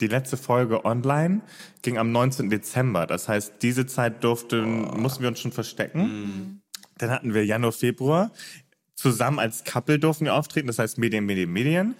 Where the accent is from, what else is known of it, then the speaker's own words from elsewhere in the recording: Hamburg, Germany; moved away as an adult; now in Cologne, Germany; also ich bin ja gebürtiger Hamburger mhm. und bin äh, erst 2018, Ende 2018 nach NRW, nach Köln gezogen